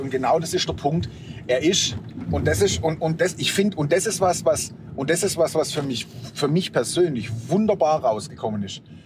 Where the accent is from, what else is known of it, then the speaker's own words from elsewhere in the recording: Germany; bei uns in Deutschland